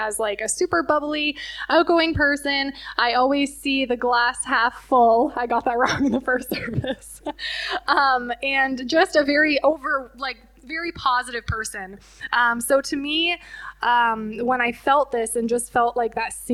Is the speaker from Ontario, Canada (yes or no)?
yes; Leamington, Ontario, Canada; also born or lived in Windsor / Cottam; I was born and raised in Leamington.